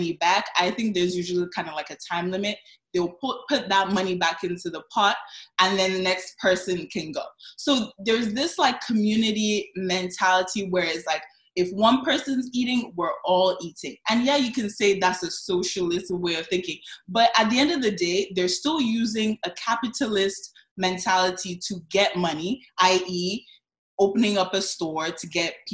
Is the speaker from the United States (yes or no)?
no; Nigeria; I'm Nigerian, so I know I'm surrounded by Ghanaians today, but I'm Nigerian, so I can speak on my people.